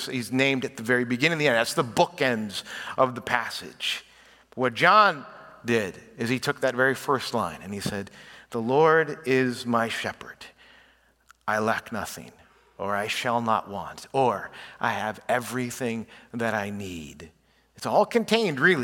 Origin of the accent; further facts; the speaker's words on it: Chicago, Illinois, United States; moved away; I was raised in the Chicago area